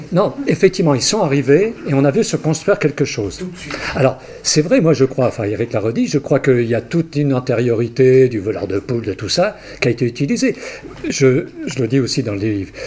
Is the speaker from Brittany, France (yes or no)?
yes; Brittany, France; je suis breton, je suis fier d'être breton